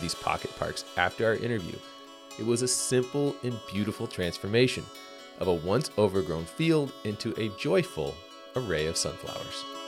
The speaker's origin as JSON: {"language": "English", "town": "St. Louis", "region": "Missouri", "country": "United States", "tie": "born or raised there", "said": "right here in my hometown of St. Louis"}